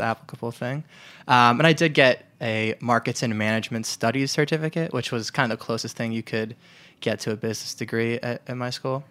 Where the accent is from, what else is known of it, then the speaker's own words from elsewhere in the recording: New York, United States; also born or lived in Detroit; I'm originally from New York